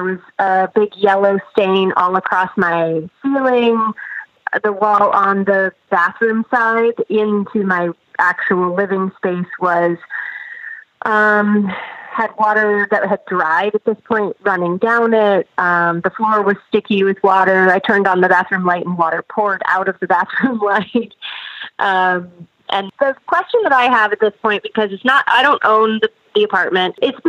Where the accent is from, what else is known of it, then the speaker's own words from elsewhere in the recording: New York, United States; New York, New York.